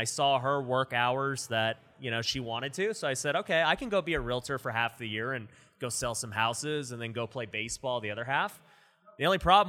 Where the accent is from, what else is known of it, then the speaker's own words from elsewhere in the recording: Las Vegas, Nevada, United States; So I grew up here in Vegas, you know, born and raised.